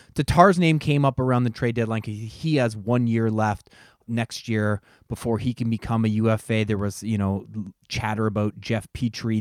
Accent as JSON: {"language": "English", "town": "Strathroy", "region": "Ontario", "country": "Canada", "tie": "born or raised there", "said": "I grew up around Strathroy in the late nineteen nineties where Pat lived"}